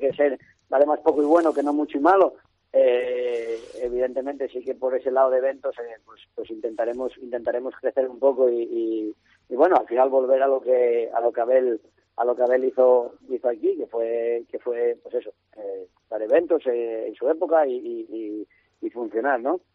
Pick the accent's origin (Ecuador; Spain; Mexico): Spain; Mamorana, Asturias; Que era mi casa, mi, mi pueblo, mi, bueno, mi niñez ahí, ¿no? Toda la vida